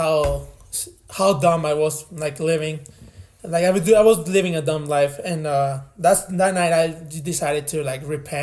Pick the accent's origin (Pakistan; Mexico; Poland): Mexico; moved away as an adult; also born or lived in Laredo, Texas; now in Texas, United States; I was born in Laredo, but I grew up in Mexico